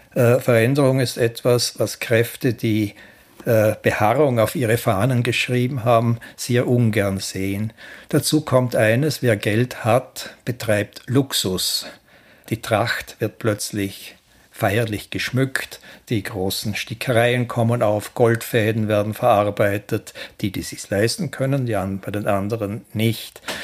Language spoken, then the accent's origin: German; Ländle, Vorarlberg, Austria; als Ländler